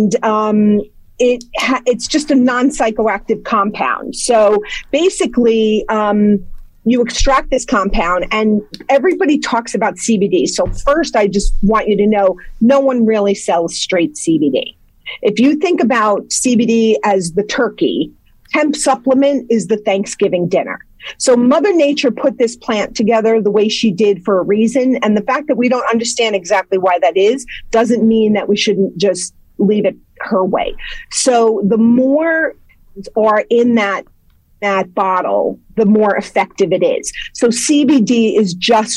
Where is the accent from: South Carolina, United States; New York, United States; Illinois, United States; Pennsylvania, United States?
New York, United States; Ardsley; moved away as an adult; now in Somers, United States; originally, I grew up in Ardsley, and I'm in Somers now for the last 25 or more years